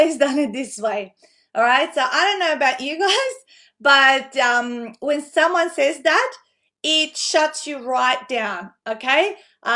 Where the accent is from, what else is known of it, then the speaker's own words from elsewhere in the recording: North Macedonia; now in Australia; I grew up in Macedonia, and that's the Easter we celebrated before, obviously, the one over here in Australia